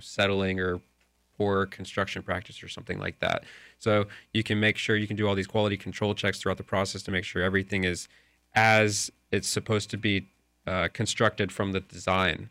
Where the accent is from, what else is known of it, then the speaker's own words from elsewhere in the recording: Lakeland, Florida, United States; also born or lived in Dallas; I'm from Lakeland or Central Florida here